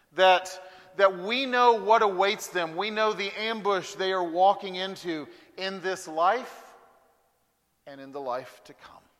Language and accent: English; Huntsville, Alabama, United States; now in Birmingham, United States; I was born and raised in Huntsville, Alabama